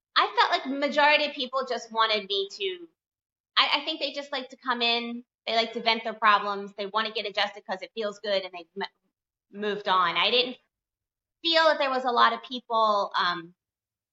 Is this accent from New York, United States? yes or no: no; Delaware, United States; moved away as an adult; now in Miami, United States; leave my hometown of Delaware and move to Miami